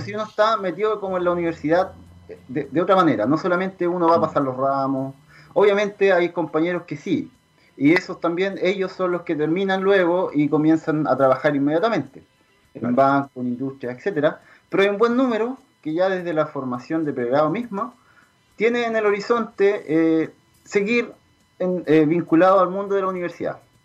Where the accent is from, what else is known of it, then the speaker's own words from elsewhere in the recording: southern Chile, Chile; also born or lived in Trento, Italy; nosotros somos de acá del sur, somos chilenos